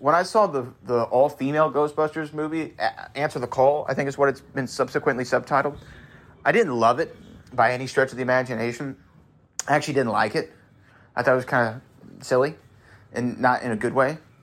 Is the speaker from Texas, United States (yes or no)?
yes; Houston, Texas, United States; I'm from Texas and we grow up with Westerns